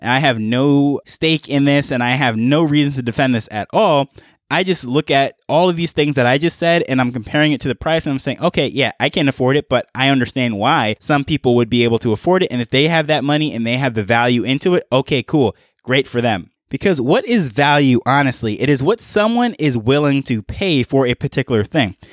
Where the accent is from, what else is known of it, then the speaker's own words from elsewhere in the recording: New York, United States; moved away as an adult; now in Jamaica; now I'm in Jamaica. However, I grew up in New York